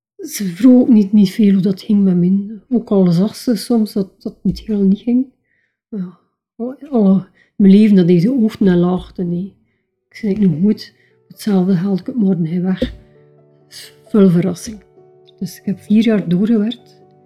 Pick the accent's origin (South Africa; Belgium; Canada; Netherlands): Belgium; Keiem, Flanders; ik ben geboren en getogen in Keim. Wat is Keim? Een klein dorpje van Diksmuiden